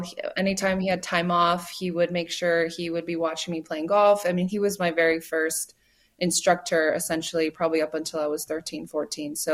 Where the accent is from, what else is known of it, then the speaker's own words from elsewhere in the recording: United States; I'm American, but I grew up Korean American